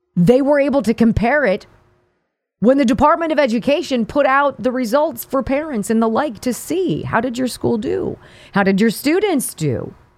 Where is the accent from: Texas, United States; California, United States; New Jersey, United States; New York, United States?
California, United States; moved away; I'm from California. I grew up in California